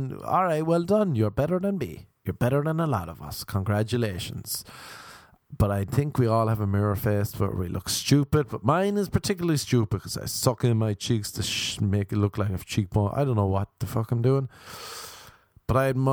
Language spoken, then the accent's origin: English; Ireland; I'm Irish